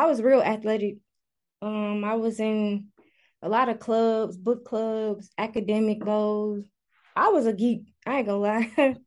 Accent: Chicago, Illinois, United States; I'm 29 years old, and I'm from Chicago, Illinois

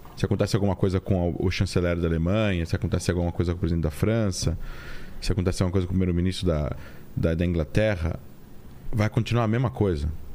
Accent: Brazil; also born or lived in Israel; a gente como brasileiro, né, vivendo na América

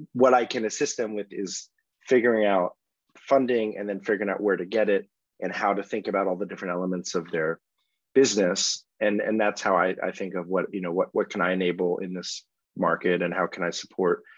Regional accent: Washington, District of Columbia, United States; moved away as an adult; now in London, United Kingdom; I grew up in Washington, D.C., and my wife and I, after we got married, moved to Europe.

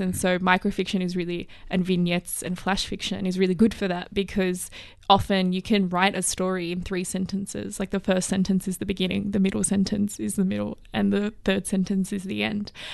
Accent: Plumpton, New South Wales, Australia; kind of little community in kind of Plumpton didn't wanna go to Plumpton High School

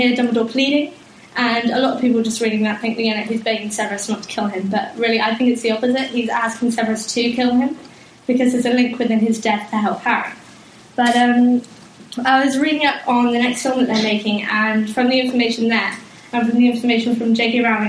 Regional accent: South West England, United Kingdom; I'm from Cornwall

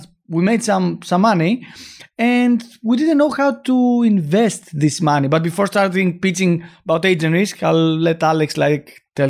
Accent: Greece; Of course. Yeah, I'm from Greece.

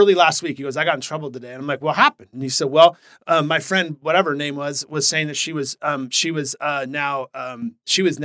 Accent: Portland, Oregon, United States; I'm a Portland native

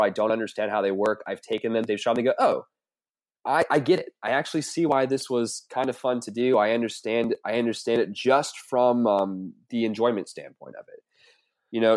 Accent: the South, United States; I'm from the South

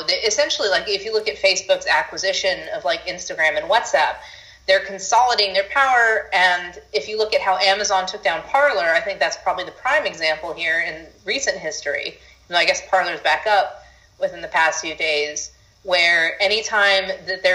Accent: Honolulu, Hawaii, United States; moved away as an adult; also born or lived in New York; now in Austin, United States; I was born in Hawaii, then when I started college, I went to NYU

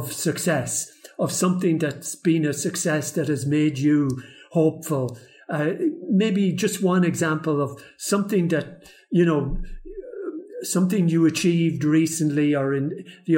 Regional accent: Ireland; I come from Ireland

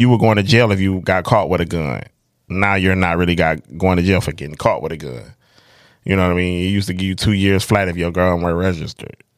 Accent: Detroit, Michigan, United States; I'm from the North End, and it's a bunch of people that grew up with me

